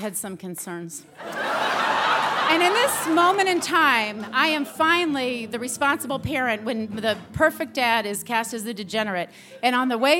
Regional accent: New England, United States; I'm from New England

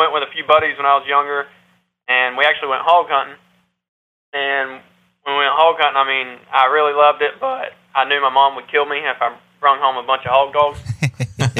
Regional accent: Palatka, Florida, United States; we're right here from Florida. Palatka, Florida is really our hometown

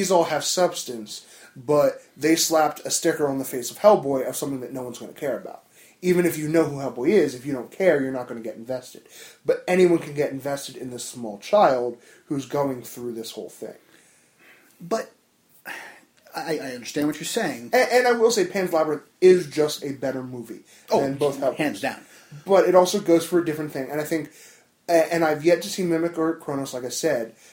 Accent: New Jersey, United States; from Jersey.

